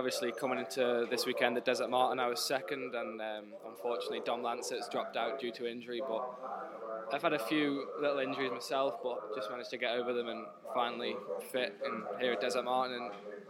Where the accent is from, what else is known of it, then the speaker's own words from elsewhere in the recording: Isle of Man; Growing up on the Isle of Man